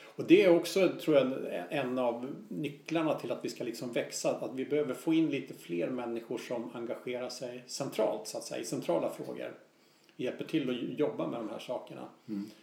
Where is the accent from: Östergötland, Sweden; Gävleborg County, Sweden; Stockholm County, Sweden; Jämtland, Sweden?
Stockholm County, Sweden; Stockholm; som stockholmare